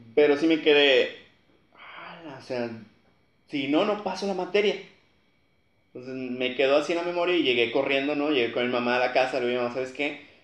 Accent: Matamoros, Tamaulipas, Mexico; soy aquí de Matamoros también

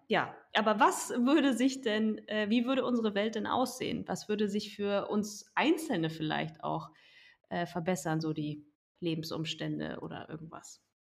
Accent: Germany; bei uns in Deutschland

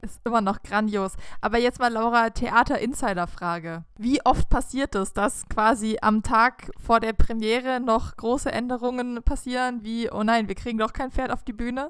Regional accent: Southern Germany, Germany; wir in unserer süddeutschen Pampa haben halt einfach andere Wörter benutzt

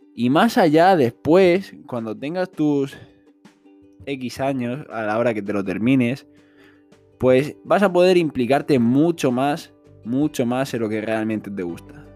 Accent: Spain; en mi país, que es España

